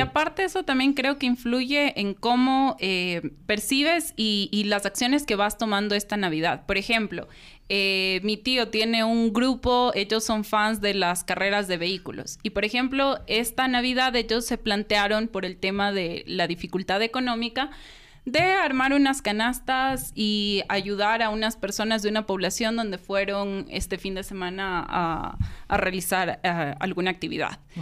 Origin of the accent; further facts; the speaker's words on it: Ecuador; moved away; also born or lived in United States; siendo ecuatoriana, viviendo en Estados Unidos